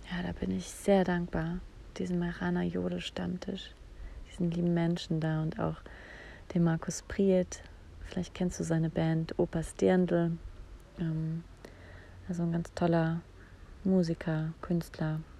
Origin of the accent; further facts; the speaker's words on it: Saarland, Germany; Also ich habe mein ganzes Erwachsenenleben eigentlich in Bayern verbracht, aber ich bin aufgewachsen im Saarland.